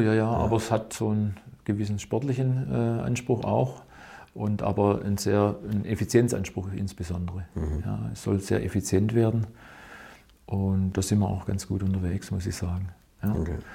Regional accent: Winnenden, Baden-Württemberg, Germany; ich bin in, in, in Winnenden ausge, aufgewachsen

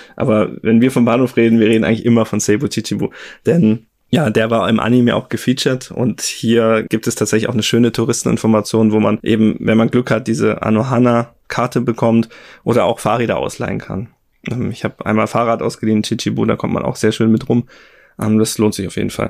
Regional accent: Germany; in Deutschland bei uns

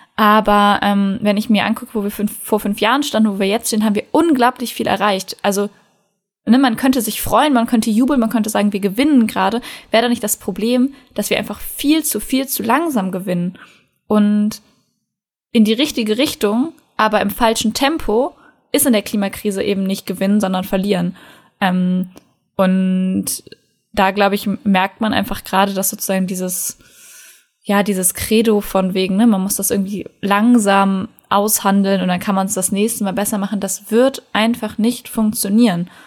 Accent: North Rhine-Westphalia, Germany; bei uns in NRW

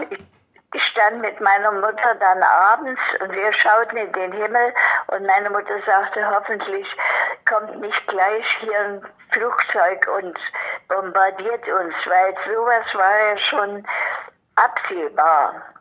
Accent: Dresden, Saxony, Germany; also born or lived in Leipzig; now in Berlin, Germany; in Leipzig geboren. Meine Heimat ist Dresden gewesen bis zu meiner Verheiratung. Dann seit den 50er Jahren bin ich Berlinerin.

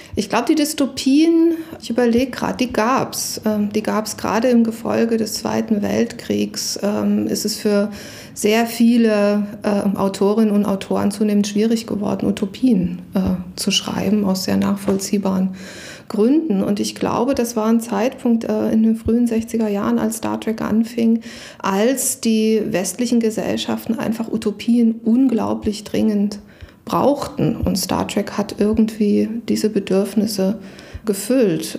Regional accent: Saxony, Germany; Ich bin in Sachsen aufgewachsen

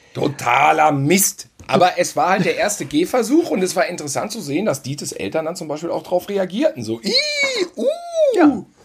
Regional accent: Gütersloh, North Rhine-Westphalia, Germany; moved away; bei uns in Gütersloh

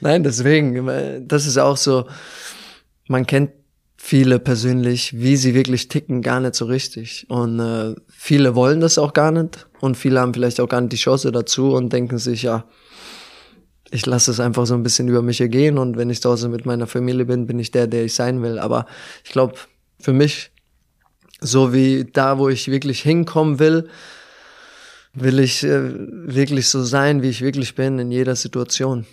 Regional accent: Germany; moved away as an adult; now in Moscow, Russia; sehr nah an meiner Heimat

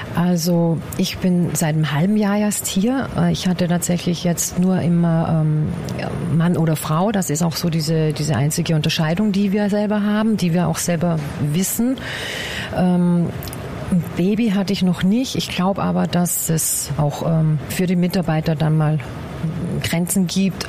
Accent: Bad Ischl, Upper Austria, Austria; now in Guben, Germany; Ich komme ursprünglich aus Oberösterreich, aus Bad Ischl, um genau zu sein.

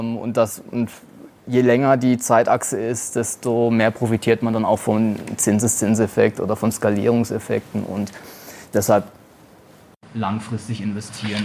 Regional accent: Germany; als Deutscher

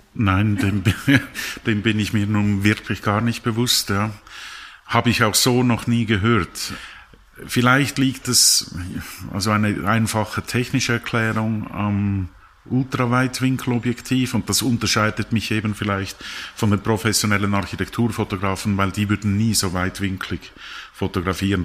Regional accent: Lucerne, Switzerland; also born or lived in Zurich; ich bin in Luzern aufgewachsen

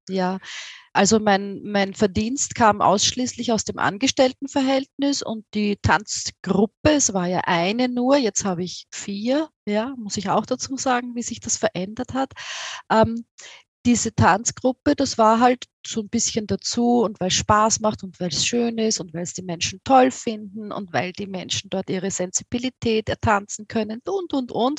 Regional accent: Austria; accent: Austrian; wie du aus meinem Akzent hörst, ich komme aus Österreich, aus äh, nahe von Wien

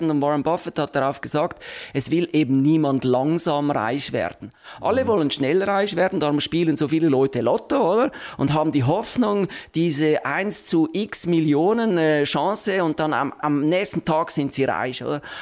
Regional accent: Switzerland; Zins ist einfach ein Name, den man äh, äh, breit nur für Obligationen benutzt bei uns in der Schweiz

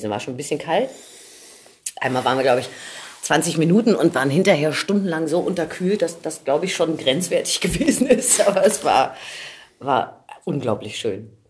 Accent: Berlin, Germany; groß geworden bin ich in Friedenau. Das mhm. ist zwischen das Schöneberg, Schöneberg, und Steglitz. Ja. Am Friedrich-Wilhelm-Platz mehr oder weniger. Da bin ich äh, groß geworden, ja. Da bin ich geboren worden und habe die ersten 20 Jahre meines Lebens auch gelebt.

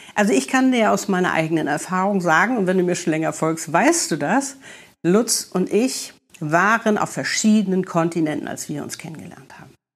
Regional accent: Hamburg, Germany; moved away as an adult; now in Cape Town, South Africa; wir sind beide Hamburger, ne? Gleicher Jahrgang, wir waren früher in den gleichen Diskotheken

